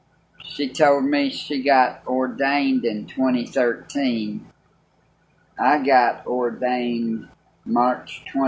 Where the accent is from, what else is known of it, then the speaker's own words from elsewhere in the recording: Clarksville, Tennessee, United States; I was raised in Clarksville, Tennessee.